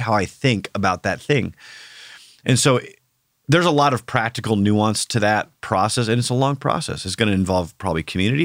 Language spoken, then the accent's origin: English; Iowa, United States; now in Oklahoma, United States; I grew up in Iowa, so we, we have, it's basically Oklahoma North